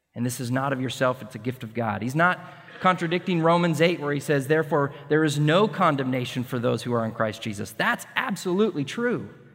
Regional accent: Montana, United States; moved away as an adult; also born or lived in Connecticut / Colorado / Washington / North Carolina; now in Texas, United States; growing up in Montana, And in the Rocky Mountains

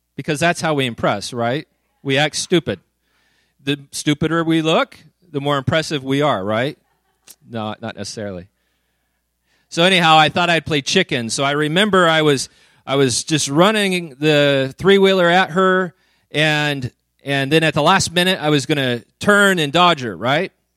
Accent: Woodland, California, United States; moved away; also born or lived in Redding; I grew up in Woodland, so I was a flatlander

